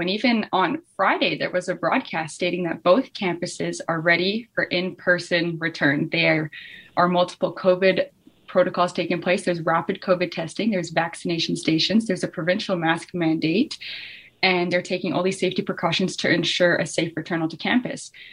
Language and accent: English; Fort St. John, British Columbia, Canada; I'm from Fort St. John, BC, uh, which is like 12 and a half hours north of Kelowna.